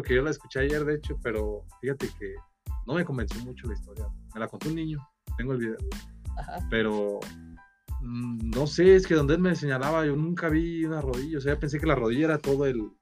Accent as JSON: {"language": "Spanish", "town": "Nueva Italia", "region": "Michoacán", "country": "Mexico", "also_born_or_lived": "Uruapan", "said": "de Nueva Italia, pero igual, eh, mis papás eh, se divorciaron cuando yo era, tenía tres años. Mi mamá se vino a vivir a Uruapan y se podría decir que estaba aquí viviendo por etapas. Nací aquí en Uruapan, pero mi familia estaba en Nueva Italia."}